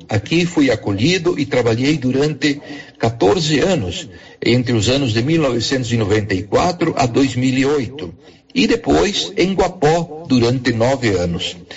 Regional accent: near Nova Bréscia, Rio Grande do Sul, Brazil; moved away as an adult; also born or lived in Goiás; now in Araçu, Brazil; aqui no Sul, mais precisamente em Antagor, da minha terra natal

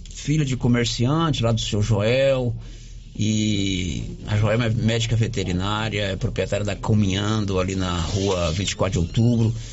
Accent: Cabeceira Grande, Minas Gerais, Brazil; Eu sou de Cabeceira Grande. Cabeceira né? Grande.

